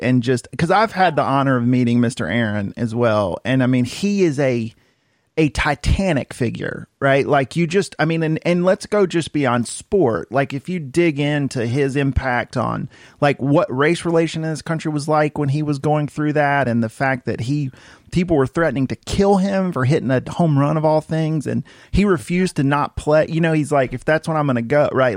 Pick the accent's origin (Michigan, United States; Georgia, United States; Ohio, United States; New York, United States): Georgia, United States; Cartersville; growing up in Cartersville